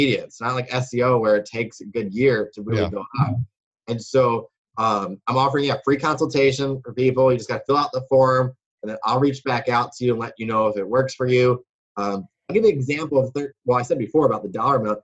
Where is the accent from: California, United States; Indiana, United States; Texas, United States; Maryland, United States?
Maryland, United States; Baltimore; also born or lived in Wisconsin; I grew up in Baltimore. Or Baltimore, Maryland, as people like to say